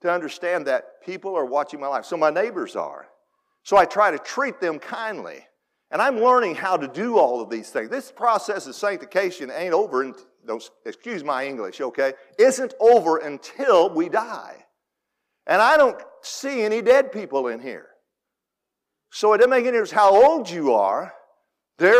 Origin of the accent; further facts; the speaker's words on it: Benton, Illinois, United States; I grew up in Steel City Baptist Church up there just east of Benton